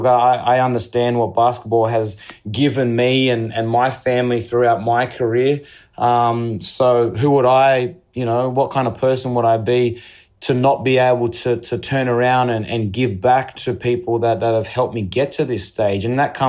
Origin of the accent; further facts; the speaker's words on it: Australia; it all goes back to identity and understanding who you are as an Australian, I think, and given my culture.